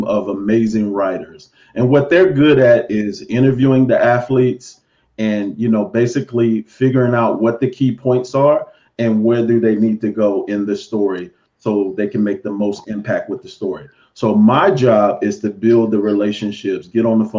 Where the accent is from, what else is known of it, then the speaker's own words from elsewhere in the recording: Chicago, Illinois, United States; now in Bristol, United States; I'm originally from Chicago, born in the Cabrini Green Housing Project